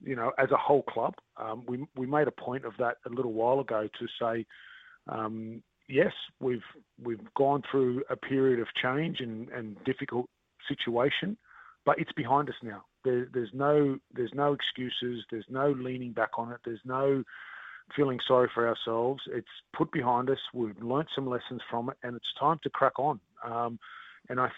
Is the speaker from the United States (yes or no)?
no; Australia; now in Auckland, New Zealand; being Australian, I'm from Australia, and while I'm not from Queensland